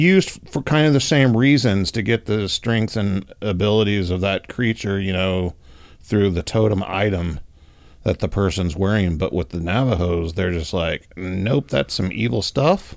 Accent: Oklahoma, United States; Growing up in Oklahoma

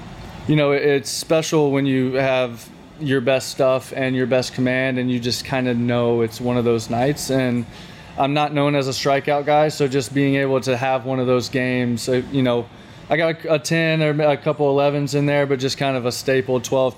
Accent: Alabama, United States; I cheer for them. They're my home state.

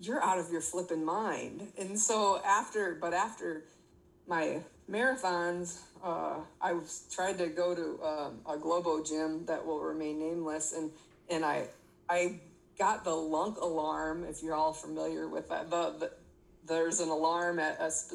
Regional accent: Michigan, United States; moved away as an adult; now in Texas, United States; we're from Michigan, but I live in Texas for the last 10 years

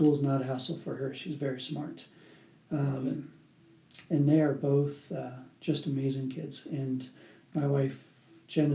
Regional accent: Bay Area, California, United States; moved away as an adult; also born or lived in San Diego, California; now in Colorado, United States; We had lived in San Diego for 11 years and originally from the Bay Area

